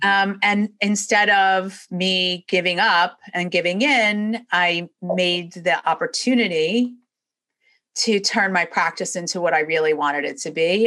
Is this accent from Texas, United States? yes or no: no; New York, United States; moved away as an adult; now in Florida, United States; originally I'm from New York. That will definitely come out and you'll hear it as I'm speaking. But I've been down here in Florida since 1997.